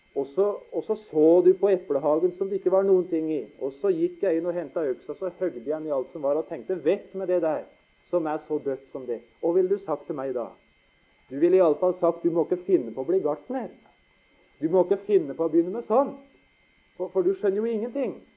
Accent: Notodden, Telemark, Norway; Vi skjønte ikke hjemme på Notodden at pappa skulle bli vekk så tidlig. Jeg var 15

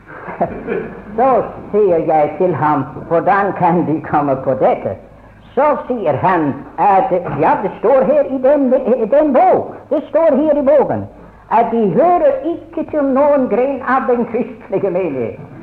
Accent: Scotland, United Kingdom; now in Norway; jeg ble innskrevet i Skottland, for jeg ble født der.

